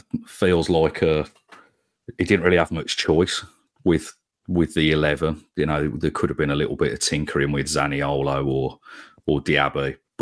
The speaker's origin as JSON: {"language": "English", "town": "Sutton Coldfield", "region": "West Midlands", "country": "United Kingdom", "tie": "born or raised there", "said": "having grown up really in the 90s, and growing up in Sutton Coldfield, I went to school with more United fans than Blue Noses."}